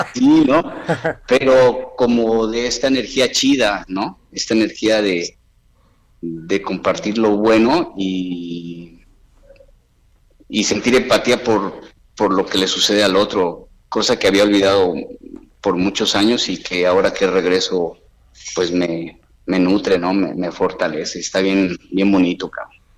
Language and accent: Spanish; Acayucan, Veracruz, Mexico; moved away; la pandemia me regresó a mi pueblo, a Veracruz, a Cayucan, Veracruz